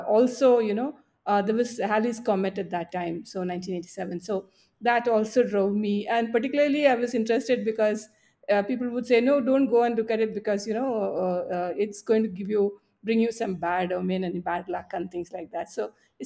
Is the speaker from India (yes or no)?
yes; Palakkad, Kerala, India; I was growing up in Palakkad